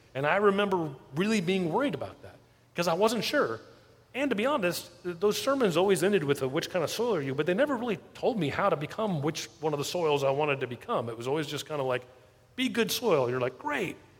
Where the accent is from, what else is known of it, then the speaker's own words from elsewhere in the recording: South Florida, United States; moved away as an adult; I grew up in South Florida